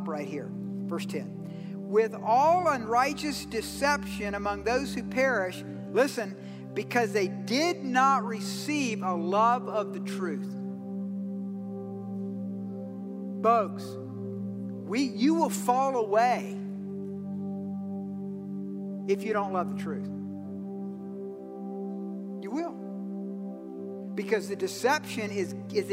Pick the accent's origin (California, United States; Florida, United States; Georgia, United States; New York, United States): Georgia, United States; I'm from Georgia